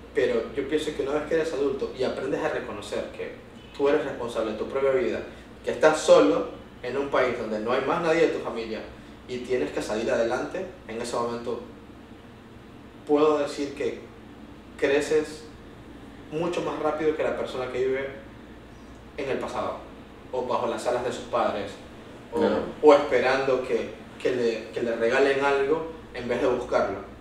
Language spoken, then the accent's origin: Spanish; Venezuela; also born or lived in United States; now in Lima, Peru; cómo somos los venezolanos